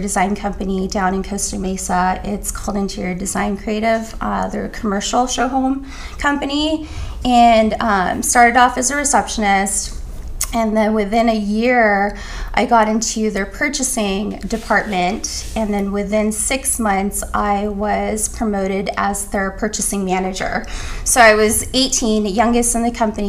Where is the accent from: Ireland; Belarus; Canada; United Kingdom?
Canada; now in United States; I'm Canadian.